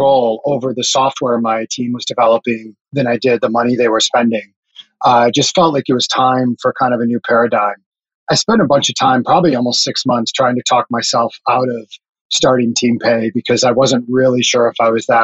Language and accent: English; North Dakota, United States; moved away as an adult; also born or lived in Minneapolis / Silicon Valley; I grew up in North Dakota, of all places